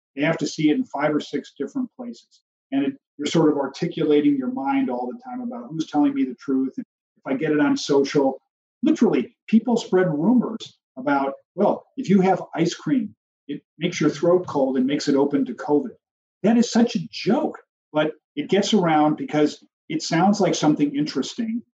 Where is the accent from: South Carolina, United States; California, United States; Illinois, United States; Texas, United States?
Illinois, United States; Chicago; I'm from Chicago